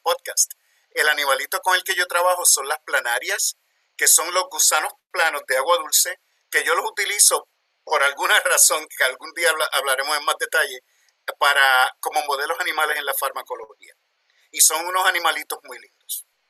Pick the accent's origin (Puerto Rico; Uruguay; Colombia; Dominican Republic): Puerto Rico; moved away as an adult; also born or lived in New York, United States; now in Pennsylvania, United States; Soy de Puerto Rico, nacido y criado allá, pero trabajo en los Estados Unidos, en Westchester University, en Pensilvania